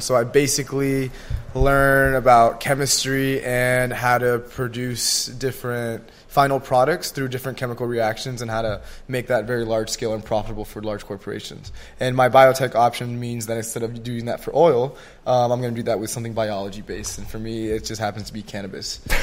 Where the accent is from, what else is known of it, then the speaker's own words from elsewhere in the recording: Gwinnett County, Georgia, United States; also born or lived in Miami / El Salvador; I started like elementary and like middle school for sure in Gwinnett County